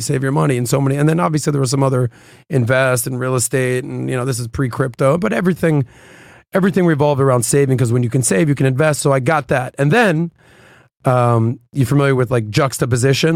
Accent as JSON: {"language": "English", "town": "Miami", "region": "Florida", "country": "United States", "tie": "born or raised there", "said": "being born and raised in Miami"}